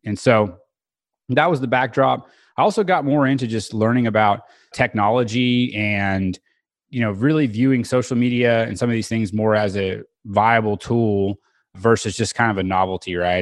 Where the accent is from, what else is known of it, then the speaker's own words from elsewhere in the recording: Bixby, Oklahoma, United States; also born or lived in Edmond, Oklahoma; now in Oklahoma City, United States; I was born in Tulsa, grew up in South Tulsa, Bixby is the name of the town, and it's a suburb of Tulsa